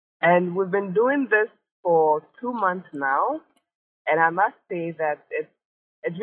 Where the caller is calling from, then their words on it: Accra, Greater Accra, Ghana; I'm calling from North Legon.